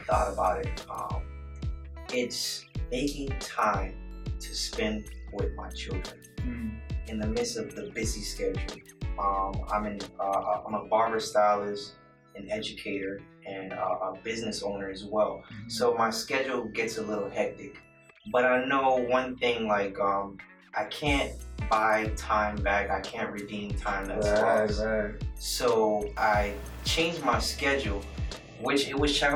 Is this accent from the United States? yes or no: yes; United States; I'm Haitian, but I'm born in America. Mm. So I guess I'm American Haitian, Haitian American